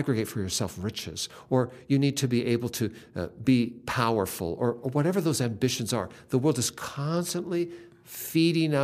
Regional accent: Seattle, Washington, United States; I grew up in Seattle, and I'm an only child

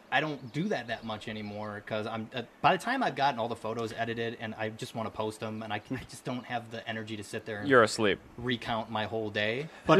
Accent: Indiana, United States; I'm from Indiana.

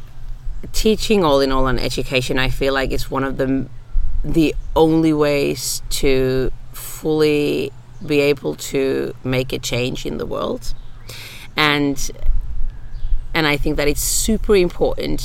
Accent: Finland; first language Finnish; English is a second language

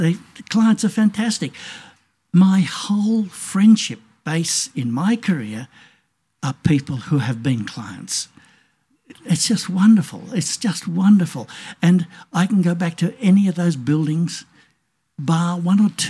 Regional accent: Australia; Being an Australian

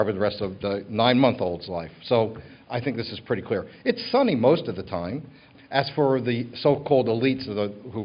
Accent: New York, United States; now in Los Angeles, United States; my hometown, you might guess, which is New York.

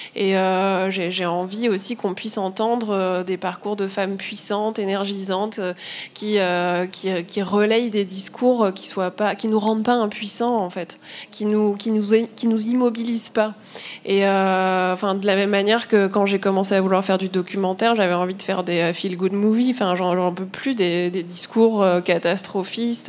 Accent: Normandy, France; moved away as an adult; also born or lived in Paris; j'ai grandi en Normandie, en province je suis arrivée à Paris euh, pour euh, la fac

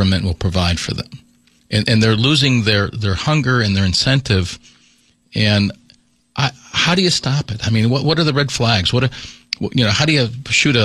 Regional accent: Waterbury, Connecticut, United States; growing up in Waterbury

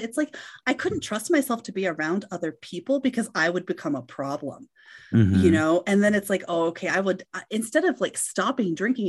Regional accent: Colorado, United States; And it was living in my home state, like living in Northwest Colorado.

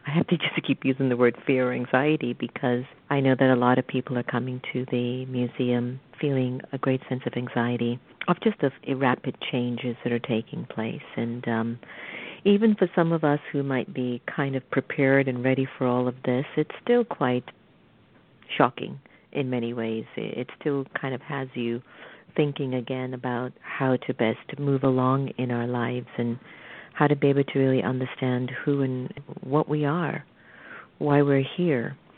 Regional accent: United States; as an American

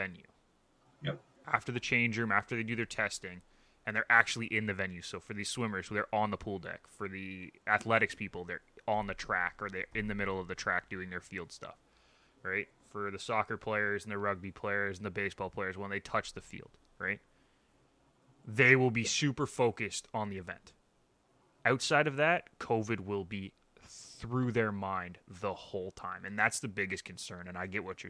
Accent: Canada; we are Canadian

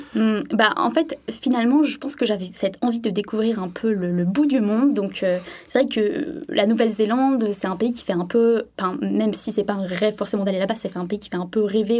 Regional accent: Sainte-Maxime, Provence-Alpes-Côte d'Azur, France; moved away as an adult; now in Christchurch, New Zealand; je suis originaire du sud de la France, de Sainte-Maxime plus précisément

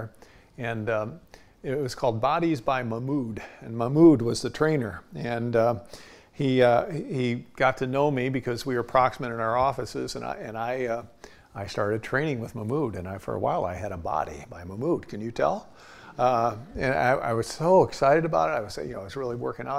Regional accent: United States; I'm an American

